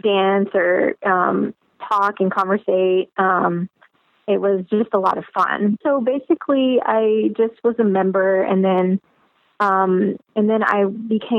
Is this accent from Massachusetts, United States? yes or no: no; Alabama, United States; I was born in the United States, and I went to high school at the Alabama School of Math and Science